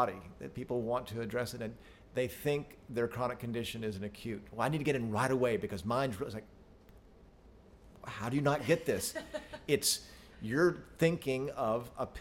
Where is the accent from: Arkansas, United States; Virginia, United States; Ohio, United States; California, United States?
Arkansas, United States; we're from Arkansas. For y'all that don't know where we're from, it's one of the less expensive places to live